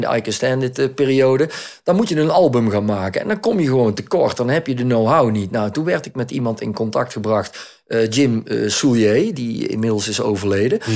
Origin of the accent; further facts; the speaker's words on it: Netherlands; now in Belgium; Ik ben een Nederlander. Ik ben opgegroeid in Nederland